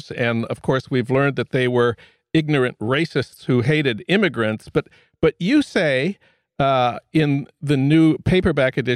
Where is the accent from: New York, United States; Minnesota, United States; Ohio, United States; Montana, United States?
Minnesota, United States; Saint Paul; That's news from my hometown of St. Paul.